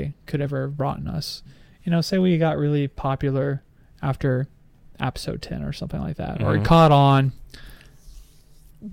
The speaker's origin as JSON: {"language": "English", "country": "United States", "said": "as American, doing a podcast from my couch"}